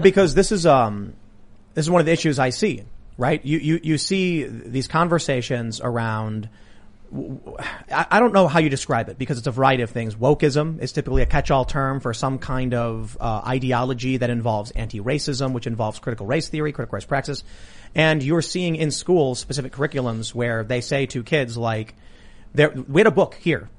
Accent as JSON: {"language": "English", "town": "Chicago", "region": "Illinois", "country": "United States", "said": "I'm from Chicago."}